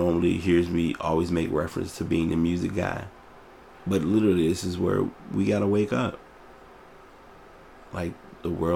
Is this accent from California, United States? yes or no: no; Richmond, Virginia, United States; here in my hometown